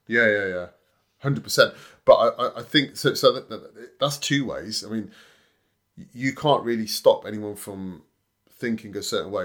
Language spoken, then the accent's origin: English; Leamington Spa, West Midlands, United Kingdom; I'm from Leamington Spa